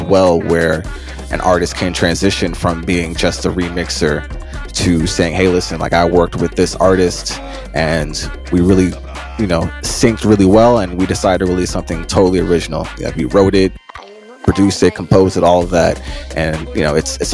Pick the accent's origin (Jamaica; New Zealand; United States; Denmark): Jamaica; I'm Jamaican